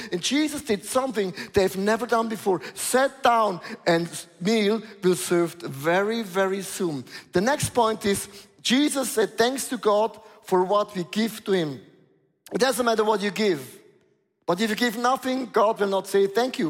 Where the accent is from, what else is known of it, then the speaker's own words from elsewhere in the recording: Switzerland; I'm from Switzerland